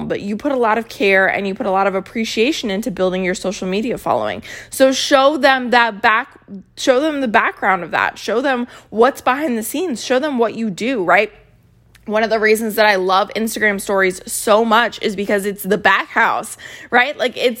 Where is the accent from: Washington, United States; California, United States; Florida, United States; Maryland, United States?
Maryland, United States; So I grew up in Maryland, which is right down the street from Hershey, Pennsylvania, which is where Hershey Park is with the Hershey factory.